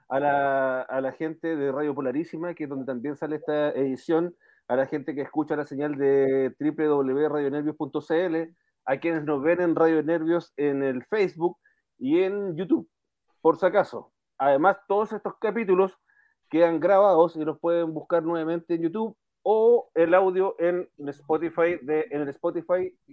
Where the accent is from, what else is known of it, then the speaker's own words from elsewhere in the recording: Maracaibo, Zulia, Venezuela; Eh, vengo de Maracaibo, vengo de Maracaibo.